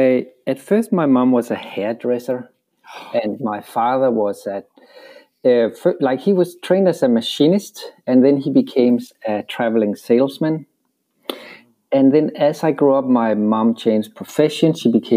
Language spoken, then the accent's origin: English; Rødovre, Capital Region of Denmark, Denmark; now in Miami, United States; I am from a suburb just outside of Copenhagen. It's called Rødovre. That's where I'm from.